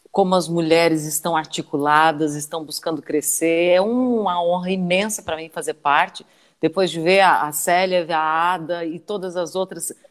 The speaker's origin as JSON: {"language": "Portuguese", "town": "Praia Grande", "region": "Santa Catarina", "country": "Brazil", "tie": "born or raised there", "said": "Eu, eu, nasci em Praia Grande, né, na, na divisa do estado, extremo sul catarinense, debaixo dos cânions, uma cidade linda, linda, interiorzinho, uma cidade de 7 mil habitantes"}